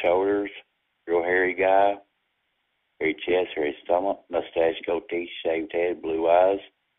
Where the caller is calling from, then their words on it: Florence, Alabama, United States; I'm calling from Florence, Alabama. I'm on place, live alone. Not looking for games or drama. I'm a country boy laid back.